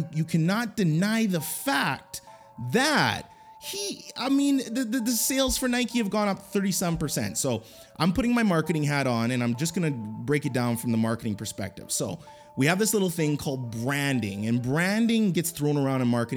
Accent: Canada; I'm Canadian, I'm not American

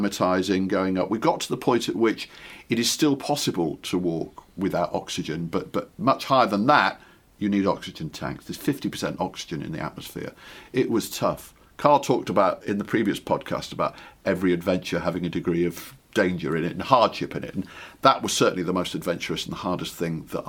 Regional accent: Ellesmere Port, North West England, United Kingdom; When I was a kid growing up on the Wirral in the Northwest

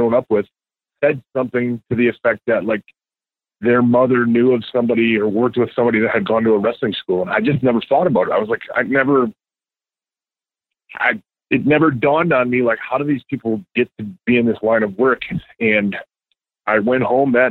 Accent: Two Rivers, Wisconsin, United States; I'm from Two Rivers, Wisconsin.

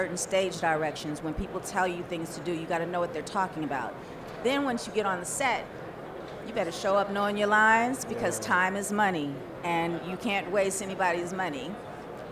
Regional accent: Pasadena, California, United States; I grew up in Pasadena, California

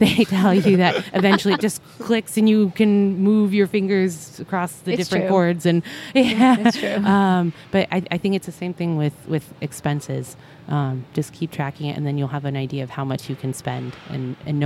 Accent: Ohio, United States; moved away; I'm from Ohio

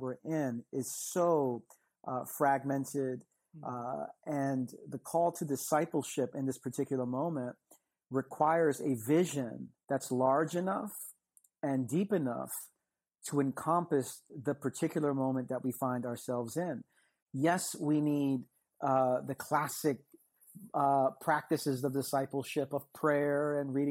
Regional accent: New York, United States; I'm from New York. I'm in the city that never sleeps.

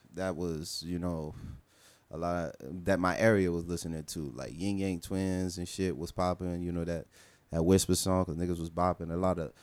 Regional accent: Miami, Florida, United States; I'm from Miami

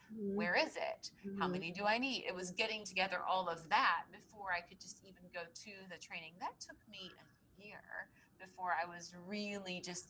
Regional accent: Tennessee, United States; because I came here from Tennessee. I didn't know anybody. I didn't know my way around.

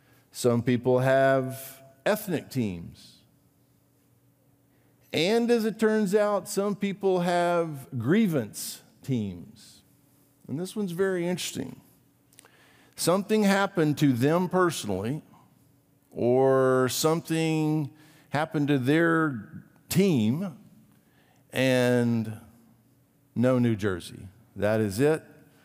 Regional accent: Brazil; You may or may not know this about me. I grew up in Brazil.

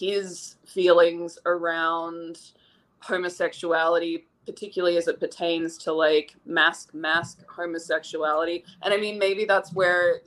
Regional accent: Sydney, New South Wales, Australia; moved away; I grew up in Sydney through the 80s, through most of the 80s. I was a kid in Sydney, Australia

